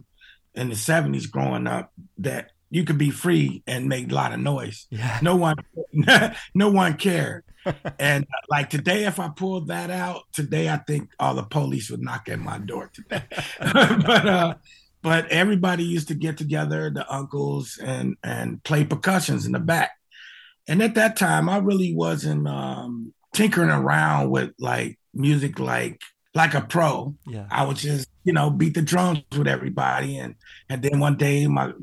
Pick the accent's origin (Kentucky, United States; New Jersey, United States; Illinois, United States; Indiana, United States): Illinois, United States; Chicago Heights; also born or lived in Los Angeles / Houston / Tennessee; I grew up in Chicago, a place called Chicago Heights. And my family moved around